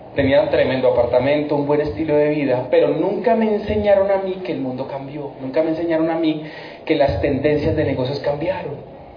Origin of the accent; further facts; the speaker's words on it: Funza, Cundinamarca, Colombia; also born or lived in Bogotá; Vengo de Bogotá, ya lo dijeron, yo soy de una ciudad que se llama Funza, Cundinamarca